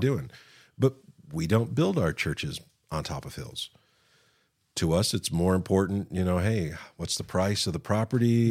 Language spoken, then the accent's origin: English; West Virginia, United States; I'm from West Virginia